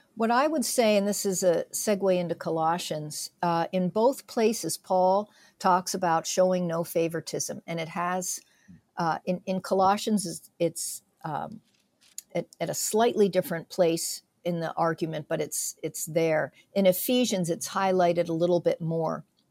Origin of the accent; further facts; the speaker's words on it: south central Pennsylvania, United States; my husband and I, raised in south central Pennsylvania